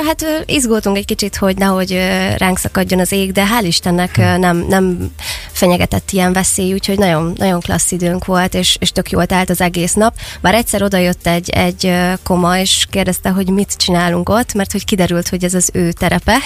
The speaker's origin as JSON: {"language": "Hungarian", "town": "Szeged", "region": "Csongrád-Csanád", "country": "Hungary", "tie": "born or raised there", "said": "mivel itt nőttem fel, és itt élek jelenleg is"}